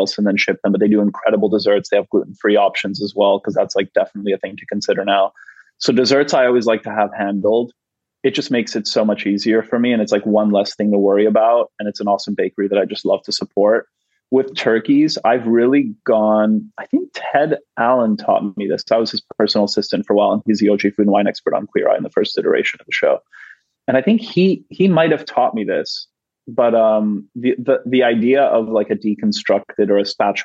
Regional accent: Canada; now in United States; growing up in Canada

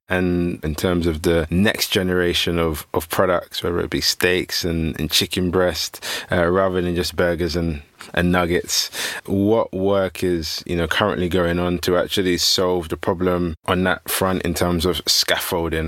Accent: London, United Kingdom; where I grew up in Peckham

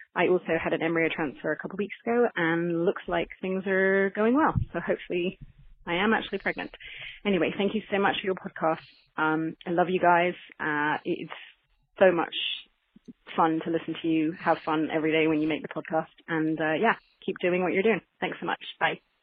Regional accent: England, United Kingdom; moved away as an adult; also born or lived in Paris, France; now in Switzerland; I'm calling from Switzerland, uh, by way of England, where I'm actually from

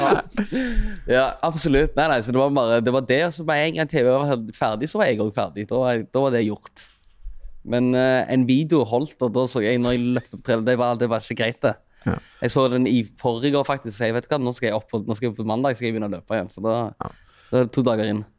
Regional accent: Stavanger, Rogaland, Norway; also born or lived in Eritrea; jeg kommer fra Storhaus, og det er liksom 10-15 minutter å gå til sentrum fra der jeg mm. bor

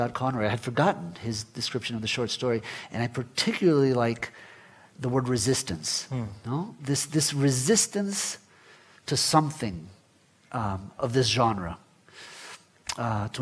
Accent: Florida, United States; first language Spanish; English is a second language; also born or lived in Guatemala; I was born in Guatemala, but left when I was 10 with my family and grew up in Florida, in the United States. And English became my stronger language

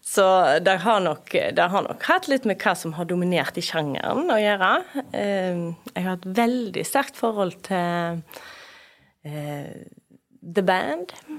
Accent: Bømlo, Vestland, Norway; jeg er mostring. Ja. Jeg kommer fra Moss der, på Bømlo. Bor på Bømlo

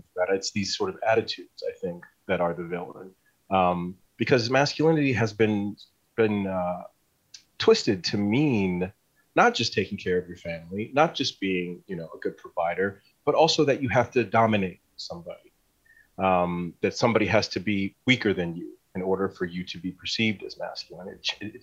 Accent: Northeast Ohio, United States; Growing up in Northeast Ohio in the 70s and 80s was, everybody worked in a factory

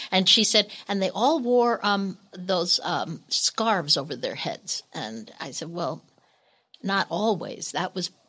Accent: Northeast, United States; Oh, Lord. And we're from the Northeast.

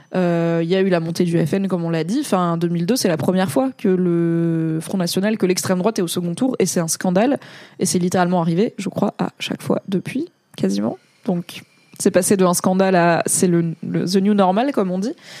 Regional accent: France; je suis né et j'ai grandi en France

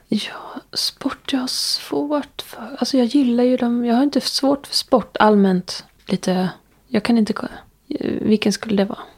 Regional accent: Ljungby, Kronoberg County, Sweden; eftersom jag är från Ljungby

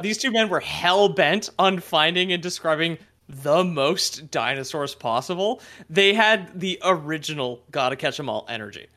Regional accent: Quebec, Canada; growing up in Quebec

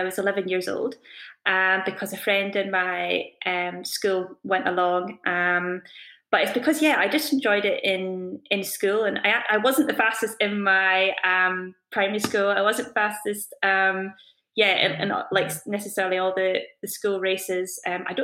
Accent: Scotland, United Kingdom; I was born in Scotland, I got brought up in Scotland, I live and train in Scotland.

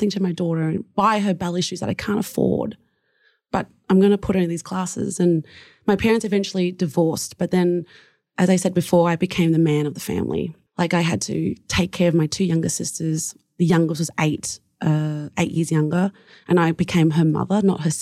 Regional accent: Springvale, Victoria, Australia; I grew up in a small town called Springvale, very prominent of Vietnamese refugees because the hostel was there

